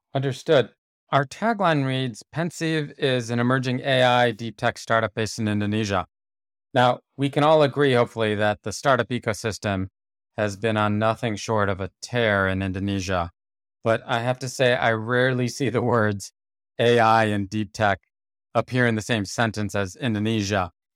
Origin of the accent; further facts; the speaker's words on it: United States; as an American